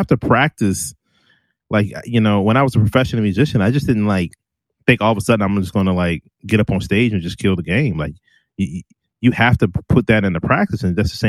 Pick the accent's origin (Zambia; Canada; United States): United States; Richmond, Virginia; I'm from Richmond and I'm black